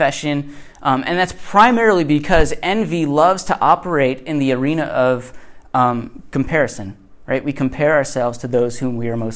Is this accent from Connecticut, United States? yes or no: yes; Connecticut, United States; born or raised there; moved away